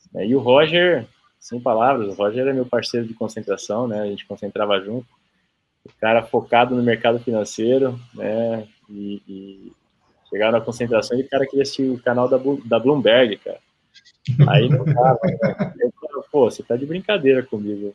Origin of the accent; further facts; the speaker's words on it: São Paulo, Brazil; aqui em São José, em São Paulo, no, no bairro onde eu, onde eu nasci ali